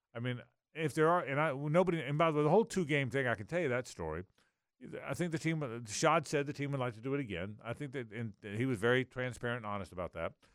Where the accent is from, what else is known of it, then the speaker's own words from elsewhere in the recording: Jacksonville, Florida, United States; Jacksonville's my home, favorite city 'cause it's my hometown